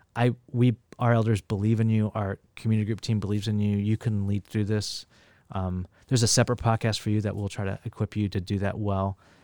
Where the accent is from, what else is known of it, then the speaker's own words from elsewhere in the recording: Bakersfield, California, United States; now in San Francisco, United States; I grew up in the Central Valley of California, Bakersfield